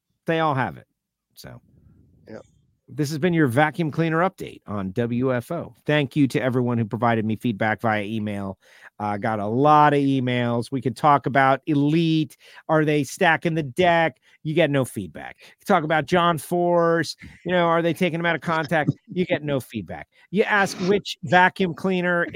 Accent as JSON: {"language": "English", "country": "United States", "said": "we're American"}